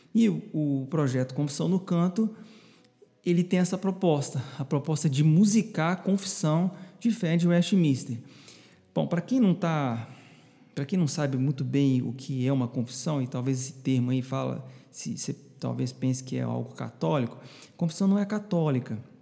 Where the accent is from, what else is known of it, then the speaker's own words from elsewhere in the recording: Belo Horizonte, Minas Gerais, Brazil; moved away as an adult; now in João Pessoa, Brazil; Eu nasci em Belo Horizonte, sou mineirinho da Gema, como a gente costuma falar lá